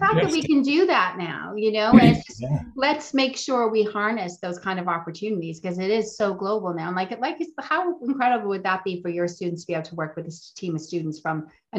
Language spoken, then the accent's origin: English; Boston, Massachusetts, United States; I'm originally from Boston. Here's a picture of Boston.